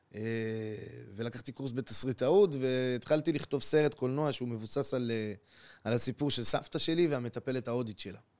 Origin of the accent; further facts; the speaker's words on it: Acre, Northern District, Israel; moved away as an adult; now in Tel Aviv, Israel; באתי מעכו לתל אביב